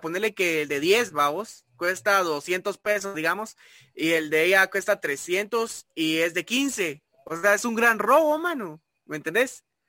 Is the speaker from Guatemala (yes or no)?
yes; Guatemala; nosotros eh, como guatemaltecos